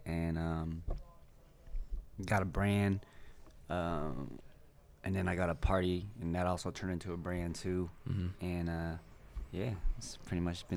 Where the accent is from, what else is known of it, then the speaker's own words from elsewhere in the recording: Bay Area, California, United States; I'm originally from the Bay Area